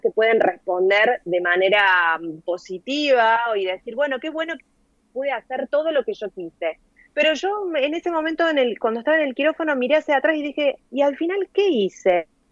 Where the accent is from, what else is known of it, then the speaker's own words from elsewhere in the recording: Córdoba, Argentina; moved away as an adult; now in Valencia, Spain; yo nací en Córdoba capital, como lo indica mi acento, y viví allí hasta hace un año. Eh, me, viví, nací, viví y me crié en Barrio San Martín